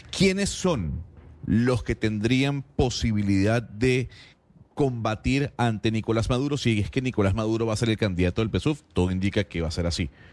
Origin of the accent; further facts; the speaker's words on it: Venezuela; now in Panama; como venezolano